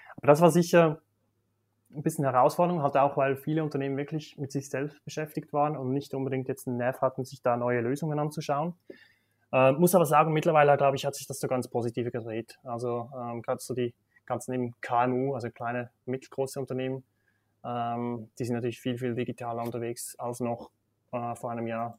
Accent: Switzerland; accent: Swiss; also born or lived in Basel / Singapore; now in Zürich, Switzerland; Ich bin in Bergen aufgewachsen, klassisch in der Schweiz

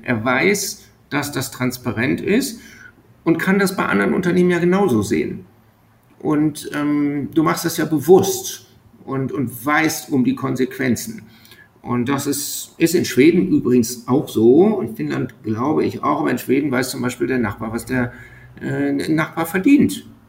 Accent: Germany; moved away as an adult; also born or lived in Bremerhaven; now in Estonia; als Deutscher

